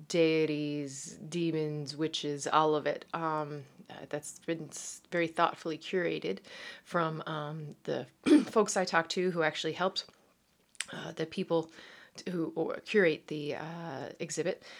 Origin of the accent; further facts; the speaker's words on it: Newfoundland and Labrador, Canada; accent: Irish twang; Canadian; moved away as an adult; now in Netherlands; Uh, yes, I am from Newfoundland